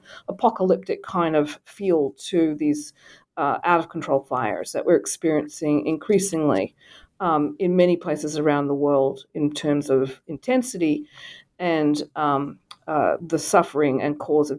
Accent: Australia; now in United States; I grew up in Australia. I've been in the United States for about 30 years.

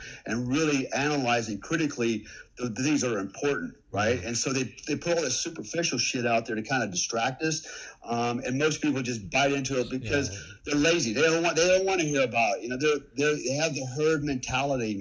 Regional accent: United States; now in Indonesia; as an American

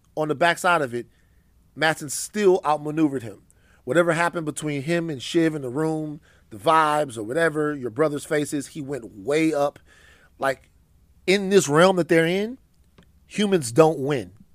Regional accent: Louisiana, United States; I'm from Louisiana

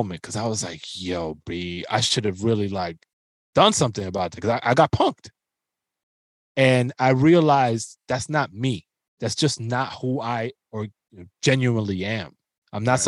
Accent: New York City, New York, United States; growing up in the Bronx

